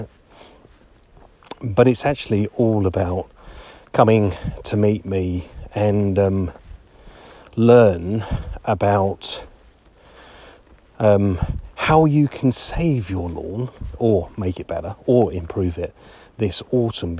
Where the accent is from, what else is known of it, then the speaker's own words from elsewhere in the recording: Harrogate, Yorkshire and the Humber, United Kingdom; my hometown of Harrogate